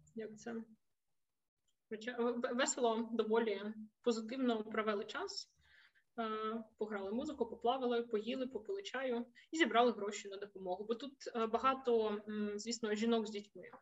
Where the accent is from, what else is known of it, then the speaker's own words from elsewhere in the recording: Zaporizhzhia, Zaporizhzhia Oblast, Ukraine; moved away as an adult; also born or lived in Kharkiv, Ukraine; now in Horní Bludovice, Czech Republic; Я принципі ж родом із Запоріжжя